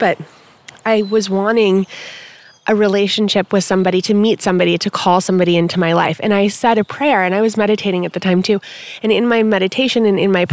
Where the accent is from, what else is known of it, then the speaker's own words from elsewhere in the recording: Malibu, California, United States; also born or lived in Palm Springs, California / Laurel Canyon, California; now in Topanga, United States; I grew up in Malibu, and then when I was 13, I moved to Palm Springs